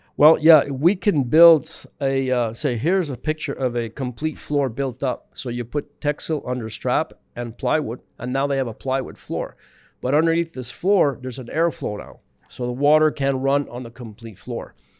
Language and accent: English; Montreal, Quebec, Canada; also born or lived in British Columbia / Prince Edward Island; born in B C, living in Montreal, grew up in Montreal, West Island